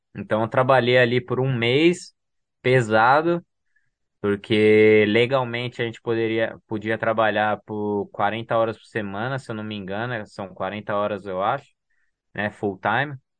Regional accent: São Paulo, Brazil; moved away; Eu nasci em São Paulo e fui criado, né, crescido na numa comunidade, né, comunidade do Heliópolis

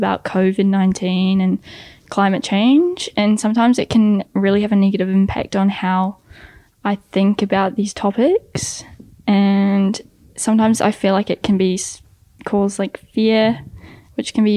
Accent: Levin, Manawatū-Whanganui, New Zealand; I'm from Levin.

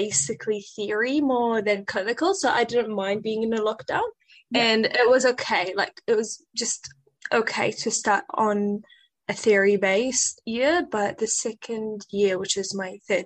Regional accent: Iraq; now in Dunedin, New Zealand; I'm from Iraq and I am currently living in Dunedin

